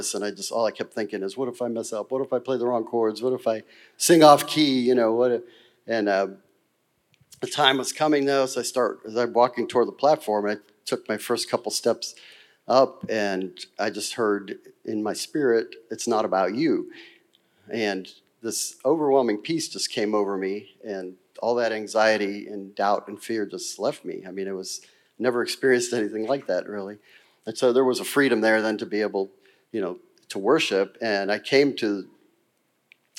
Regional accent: Girard, United States; I grew up Catholic in St. Rose Church in Girard, and I went to grade school there

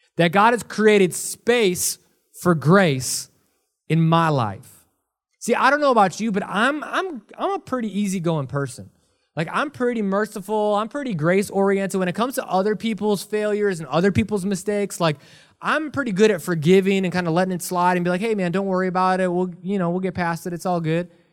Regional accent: Milwaukee, Wisconsin, United States; now in Ohio, United States; I was born and raised in Milwaukee, Wisconsin.

